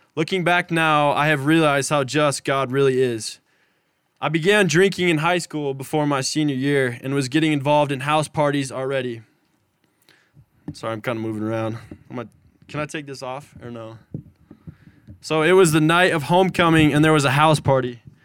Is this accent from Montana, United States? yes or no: yes; Manhattan, Montana, United States; I'm from Manhattan, Montana.